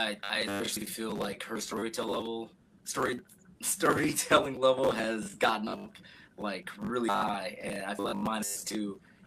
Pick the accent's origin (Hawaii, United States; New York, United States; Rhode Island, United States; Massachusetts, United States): Rhode Island, United States; Newport; now in Chicago, United States; I'm originally from Rhode Island, Newport, Rhode Island.